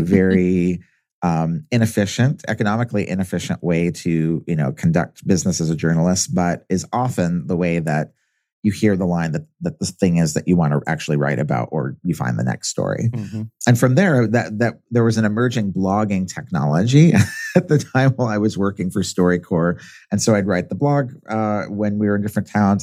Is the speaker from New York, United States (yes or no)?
no; Southern California, United States; I grew up in Southern California